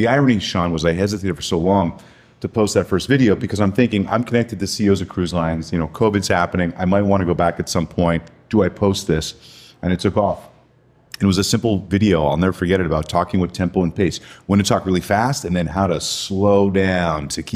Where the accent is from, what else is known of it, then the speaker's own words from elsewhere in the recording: Montreal, Quebec, Canada; moved away; I grew up in Montreal, Canada